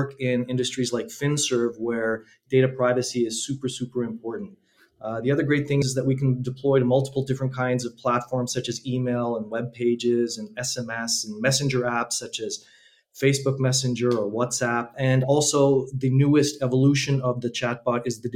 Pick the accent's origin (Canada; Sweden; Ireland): Canada; accent: Canadian; moved away as an adult; now in Slovakia; I actually was born in Slovakia, but I left when I was 1 year old many years ago. And I moved to Canada. That's why you can maybe tell I have a different accent or my accent is a Canadian accent